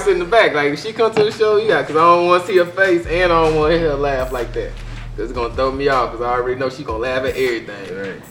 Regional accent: Austin, Texas, United States; I'm from Austin

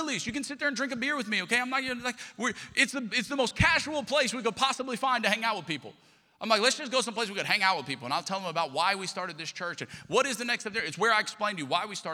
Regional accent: Lafayette, Louisiana, United States; moved away; I'm from Lafayette, Louisiana. I'm a Cajun

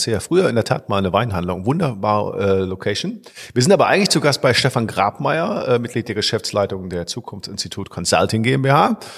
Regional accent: Bonn, North Rhine-Westphalia, Germany; born there; Zum zweiten Mal sind wir in Bonn, ne?

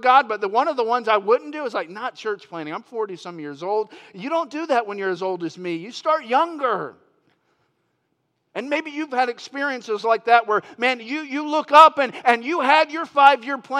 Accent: Florida, United States; moved away as an adult; now in Yuba City, United States; I grew up in Florida

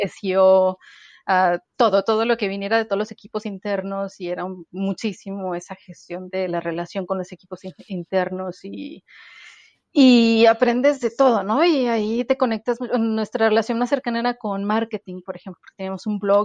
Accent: Mexican northern border, northern Mexico, Mexico; moved away; crecer en la, frontera es un poco, es, es muy singular

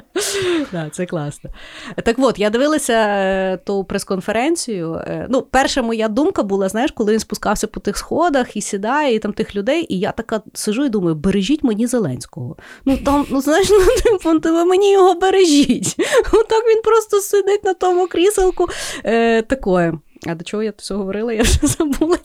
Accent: Lviv, Lviv Oblast, Ukraine; я зі Львова

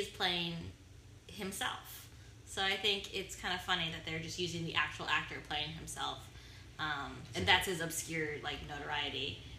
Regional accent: Anaheim, California, United States; I was born in Anaheim

